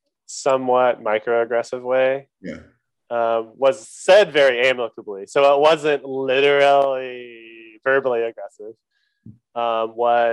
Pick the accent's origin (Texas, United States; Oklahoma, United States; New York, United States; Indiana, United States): Oklahoma, United States; now in Durham, United States; I'm from Oklahoma. I was born in Oklahoma, live in North Carolina